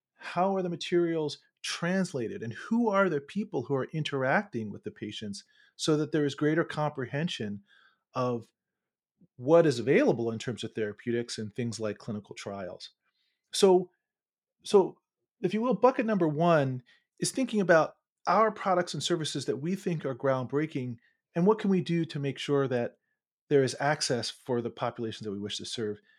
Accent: Baltimore, Maryland, United States; moved away; also born or lived in Charlottesville, Virginia; I'm actually from Baltimore

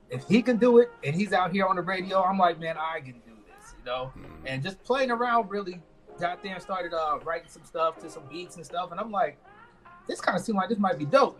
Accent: Orlando, Florida, United States; moved away as an adult; also born or lived in St. Thomas, U.S. Virgin Islands; now in Las Vegas, United States; I moved into the States when I was about six years old, um, to Orlando, Florida

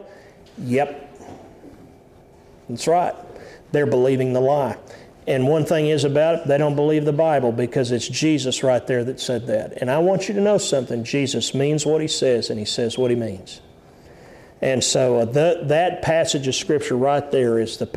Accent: United States

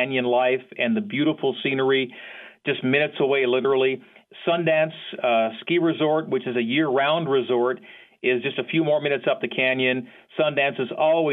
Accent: Calgary, Alberta, Canada; moved away as an adult; also born or lived in Provo, Utah; I had just graduated high school in Calgary, Alberta, Canada. I'm a Canadian

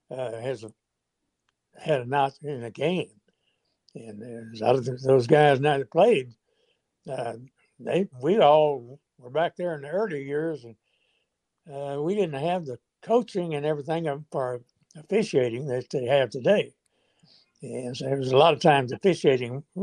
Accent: Arkansas, United States; I am from Arkansas

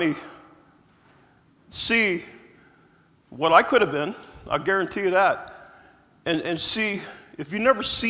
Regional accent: Youngstown, Ohio, United States; I grew up in Youngstown in the streets

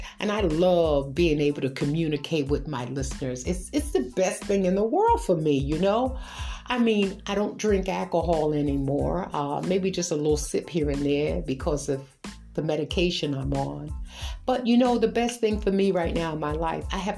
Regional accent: New York City, New York, United States; I grew up in Brooklyn, New York

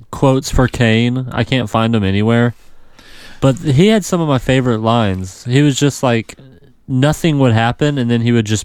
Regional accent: the South, United States; I'm from the South

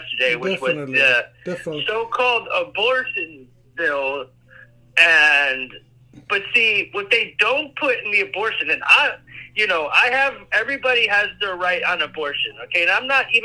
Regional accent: Cleveland, Ohio, United States; now in Columbus, United States; I'm in Columbus, I'm from Cleveland

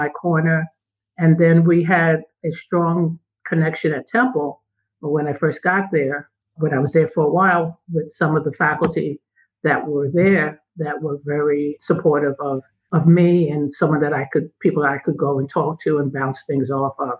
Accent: New York City, New York, United States; moved away as an adult; I'm from New York City. I grew up in Harlem

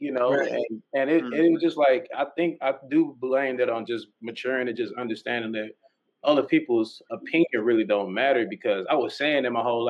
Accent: North Little Rock, Arkansas, United States; we from Arkansas. There ain't too much down there. I'm from North Little Rock

